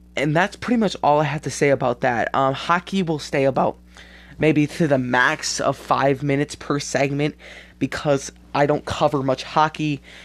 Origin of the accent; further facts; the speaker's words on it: Wisconsin, United States; This is in Wisconsin, my home state